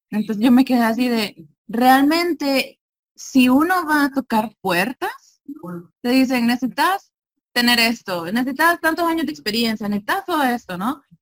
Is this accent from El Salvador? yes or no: yes; El Salvador; del Salvador